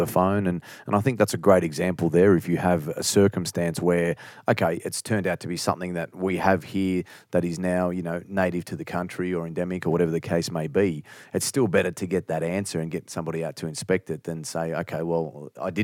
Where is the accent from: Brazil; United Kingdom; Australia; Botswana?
Australia; as an Australian